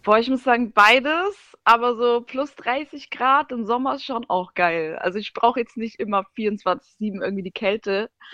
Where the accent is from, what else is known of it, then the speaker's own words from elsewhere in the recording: Germany; also born or lived in Siberia; ich bin schon in Deutschland aufgewachsen